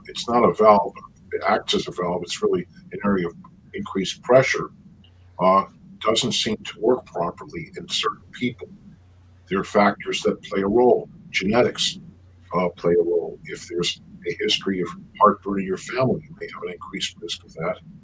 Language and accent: English; New York City, New York, United States; also born or lived in Buffalo, New York / Brussels, Belgium; I was born in the Bronx, in New York, and uh, grew up in the Bronx and Queens